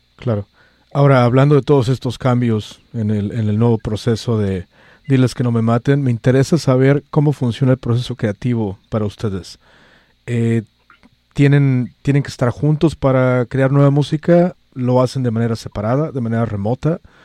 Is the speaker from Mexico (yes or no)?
yes; Mexico; now in San Francisco, United States; soy el único mexicano